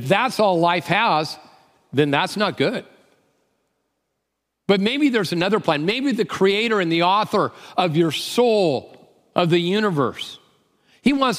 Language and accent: English; Tacoma, Washington, United States; I'm from Tacoma